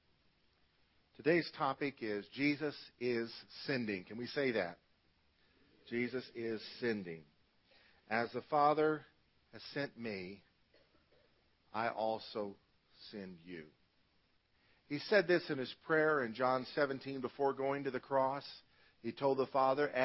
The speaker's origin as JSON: {"language": "English", "country": "United States", "said": "as American Christians"}